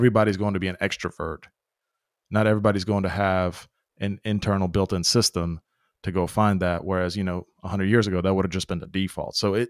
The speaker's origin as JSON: {"language": "English", "country": "Bosnia & Herzegovina", "tie": "born there", "said": "When I was born in Yugoslavia, what is now Bosnia, my mom, if she needed a break, she, like, on the same street, she had like 15 grandmas"}